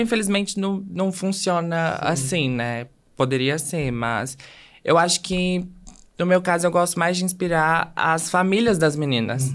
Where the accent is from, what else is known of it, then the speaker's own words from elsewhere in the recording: Belo Horizonte, Minas Gerais, Brazil; eu sou de Belo Horizonte